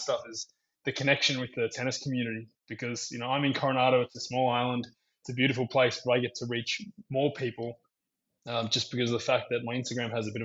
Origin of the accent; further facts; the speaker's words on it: Melbourne, Victoria, Australia; moved away as an adult; also born or lived in Sydney, Australia / Queensland, Australia; now in San Diego, United States; I grew up in Australia. I was born in Sydney, and then I moved down to Melbourne when I was about 10 or 11, and I started training at Melbourne Park, and I spent most of my junior days there